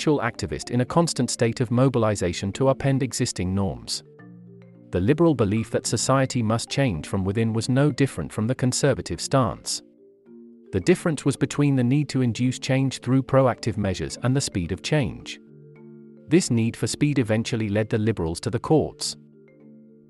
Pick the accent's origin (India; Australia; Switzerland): India; As an Indian observer